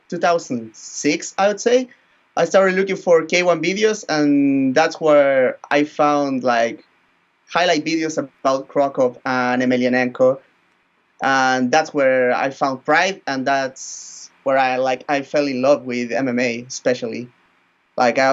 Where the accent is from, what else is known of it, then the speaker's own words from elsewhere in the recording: northern Chile, Chile; Then I went back to my hometown. I live in a very small town here in the north of Chile